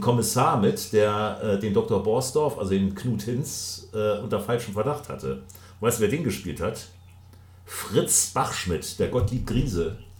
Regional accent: Hamburg, Germany; als Hamburger

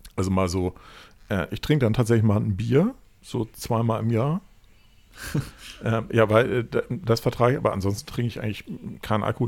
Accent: Hamburg, Germany; ich komme halt aus Hamburg

